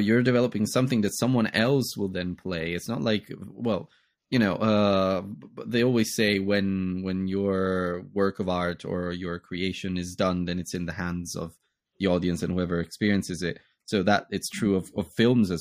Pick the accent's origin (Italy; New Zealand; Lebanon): Italy; now in London, United Kingdom; I'm based in the UK now, but I'm Italian and I come from Italy